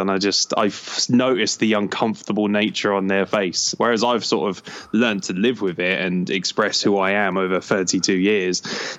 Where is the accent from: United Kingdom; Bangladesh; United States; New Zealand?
United Kingdom; England; born there; I was born in England, so realistically I'm not really anything other than an appearance.